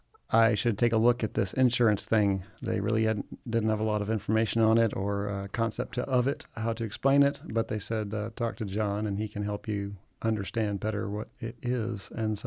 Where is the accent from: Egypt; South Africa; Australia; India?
Egypt; also born or lived in United States / Oxford, Mississippi; So I grew up in Egypt. I grew up there when I was 5 months old. I moved to Egypt from the States and went there K through 12 pretty much.